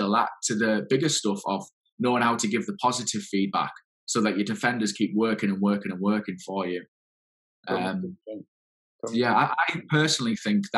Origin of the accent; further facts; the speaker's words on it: England, United Kingdom; the PhD was right in my hometown.